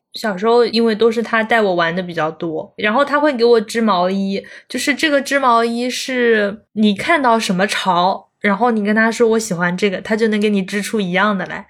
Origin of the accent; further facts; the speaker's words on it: Zhejiang, China; also born or lived in Chengdu; 我是浙江人嘛，然后在成都是大概住了一年好像，就听不懂他们的方言，然后听不懂川普